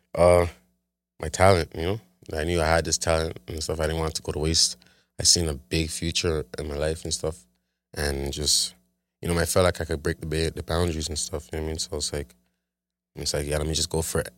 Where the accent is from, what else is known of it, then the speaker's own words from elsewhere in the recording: Toronto, Ontario, Canada; grew up in Scarborough, like, in a town